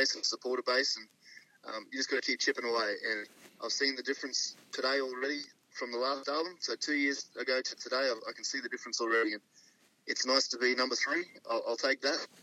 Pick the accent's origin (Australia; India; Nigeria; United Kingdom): Australia; Mackay, Queensland; growing up in Mackay in central Queensland, you know, we're all country boys at heart up there